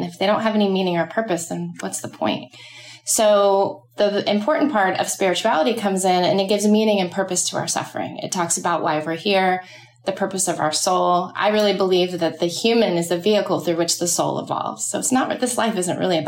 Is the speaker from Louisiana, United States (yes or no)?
no; Dallas, Texas, United States; moved away as an adult; also born or lived in New York City; now in Charleston, United States; I'm from Dallas, Texas, and I left there when I was 18